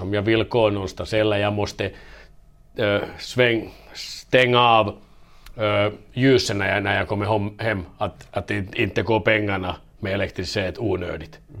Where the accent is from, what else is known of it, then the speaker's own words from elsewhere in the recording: Vaasa, Ostrobothnia, Finland; first language Finnish; Swedish is a second language; moved away as an adult; also born or lived in Kalix, Sweden / Kalmar, Sweden / Denmark; now in Gävle, Sweden; jag är modersmål som finska men, men jag visst kommer jag från Vasa, Vasa och det är tvåspråkig stan